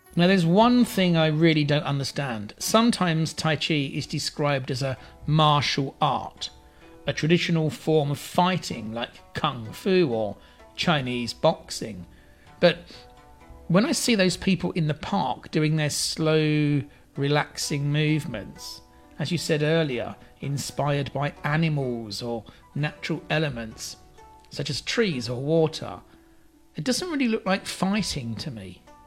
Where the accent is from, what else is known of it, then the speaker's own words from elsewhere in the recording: London, United Kingdom; moved away as an adult; now in China; my hometown in London